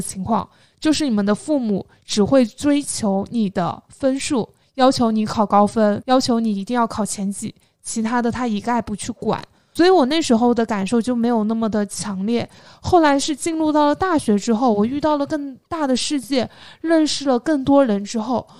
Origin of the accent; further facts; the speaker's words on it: Jiangxi, China; moved away; 我是江西人